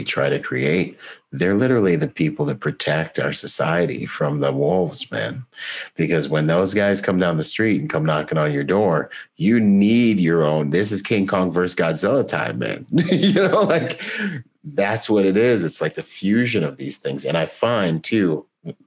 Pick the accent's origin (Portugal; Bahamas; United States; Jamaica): Bahamas; I'm from the Bahamas